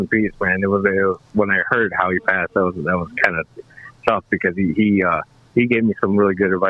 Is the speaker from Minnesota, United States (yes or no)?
no; Chicago, Illinois, United States; Well, no, I'm actually from Chicago.